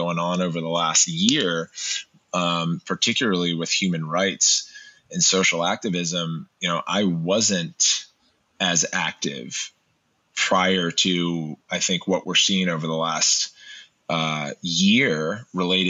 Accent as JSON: {"language": "English", "town": "Montgomery Village", "region": "Maryland", "country": "United States", "tie": "born or raised there", "said": "I grew up in Montgomery Village, Maryland."}